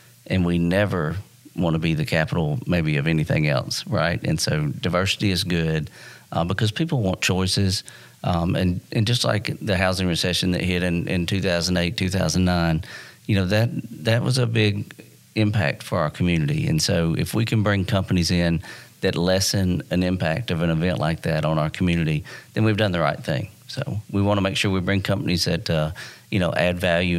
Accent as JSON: {"language": "English", "town": "Dalton", "region": "Georgia", "country": "United States", "tie": "born or raised there", "said": "I'm part of moving my hometown forward"}